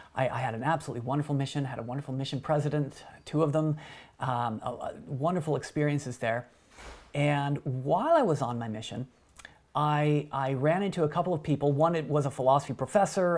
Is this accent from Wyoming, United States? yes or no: yes; Wyoming, United States; where I grew up in Wyoming